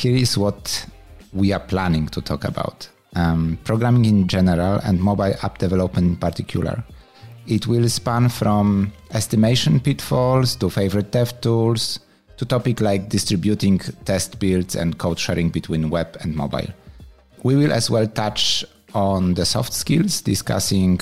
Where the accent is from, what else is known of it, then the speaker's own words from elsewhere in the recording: Poland; moved away as an adult; also born or lived in Hamburg, Germany / Barcelona, Spain; I was born in Poland, studied computer engineering in Hamburg, where I lived for 10 years. Then I moved to Barcelona and spent there about 8 years.